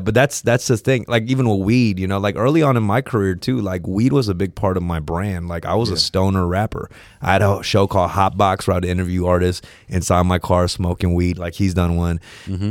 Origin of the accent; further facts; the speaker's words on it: Los Angeles, California, United States; I grew up around Third Street